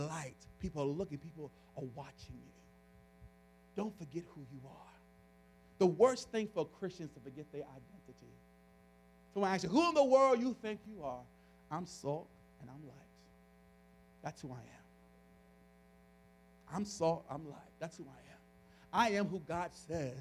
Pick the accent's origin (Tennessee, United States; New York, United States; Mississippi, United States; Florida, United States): New York, United States; New York City; I grew up in the South Bronx